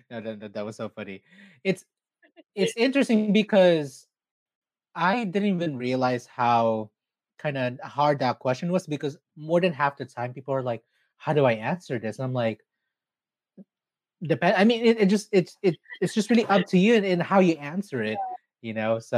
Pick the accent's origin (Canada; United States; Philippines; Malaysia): Philippines; especially being Filipino, Filipinx, Filipina, whatever you want, whatever you choose to identify as